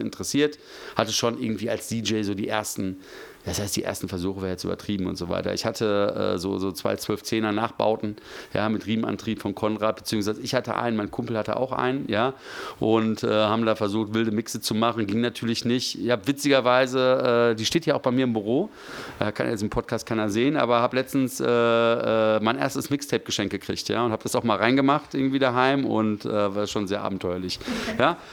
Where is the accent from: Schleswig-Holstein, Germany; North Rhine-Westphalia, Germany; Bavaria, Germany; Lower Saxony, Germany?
North Rhine-Westphalia, Germany; Gevelsberg; moved away as an adult; also born or lived in Hagen; now in Frankfurt, Germany; ich bin in, vor 45 Jahren in Hagen geboren äh, worden, bin aber in Gevelsberg aufgewachsen.